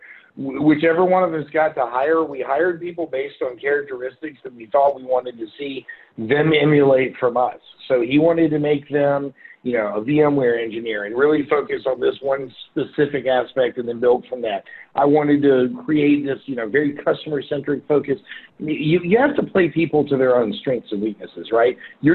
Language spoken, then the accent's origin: English; Memphis, Tennessee, United States; I'm from Memphis, and therefore we are pretty picky about barbecue as a concept